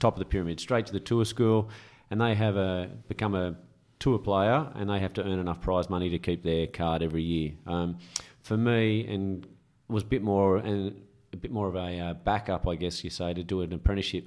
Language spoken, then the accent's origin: English; Camden, New South Wales, Australia; moved away; also born or lived in Caringbah; Grew up in originally in Carringbar, but the golf started in Camden